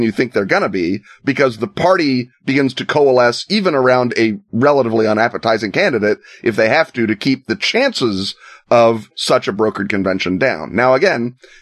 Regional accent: United States; legitimately as an American

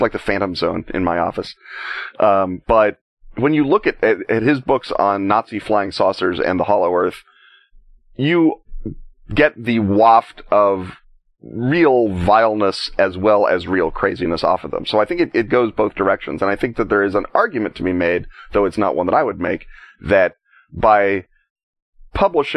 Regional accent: United States; as an American

